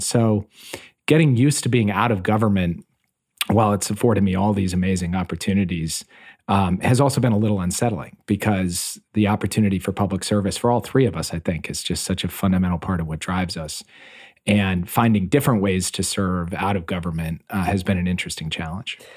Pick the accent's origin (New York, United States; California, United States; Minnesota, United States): Minnesota, United States; Minneapolis; I grew up in Minneapolis, Minnesota